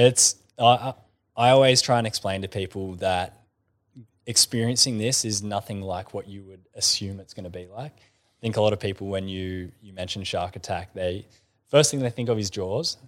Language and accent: English; Kiama, New South Wales, Australia; I grew up in Kaima